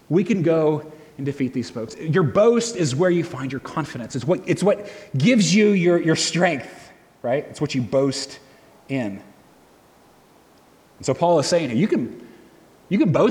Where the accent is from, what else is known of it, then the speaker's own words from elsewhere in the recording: United States; I'm an American, I'm white, I'm male